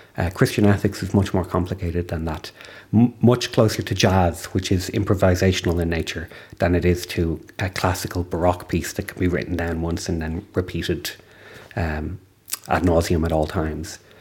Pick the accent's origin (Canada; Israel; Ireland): Ireland; as an Irish citizen